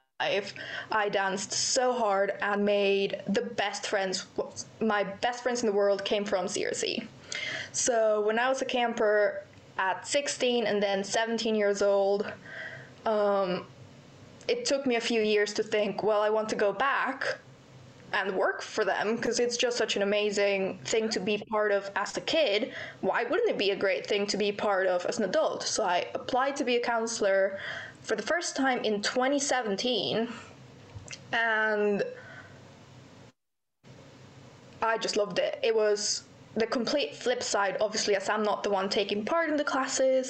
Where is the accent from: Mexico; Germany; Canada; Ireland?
Mexico; Querétaro; moved away as an adult; now in United Kingdom; I am from Querétaro. It's not a very well-known place.